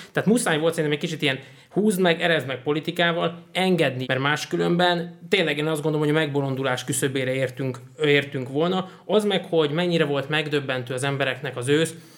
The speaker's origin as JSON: {"language": "Hungarian", "country": "Hungary"}